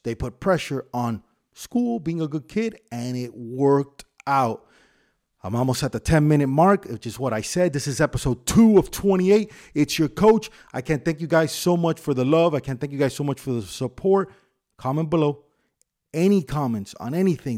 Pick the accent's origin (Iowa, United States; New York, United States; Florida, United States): Florida, United States; Miami; I grew up in Tamiami Park